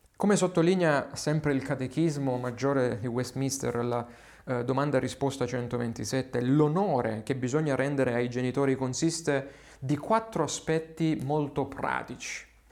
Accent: Southern Italy, Italy; Qui nel sud Italia, parlo nelle mie zone

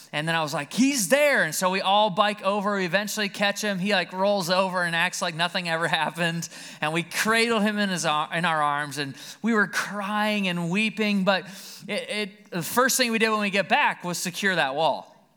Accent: Caledonia, United States; also born or lived in Alabama; We lived right out here in Caledonia

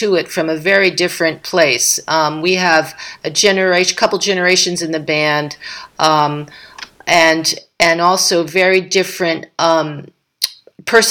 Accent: Philadelphia, Pennsylvania, United States; my hometown in Philly

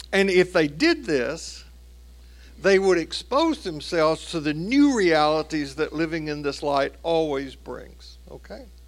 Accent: Tennessee, United States; my home state of Tennessee

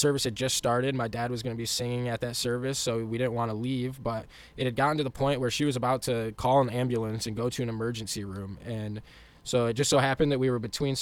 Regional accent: West Michigan, United States; growing up in West Michigan

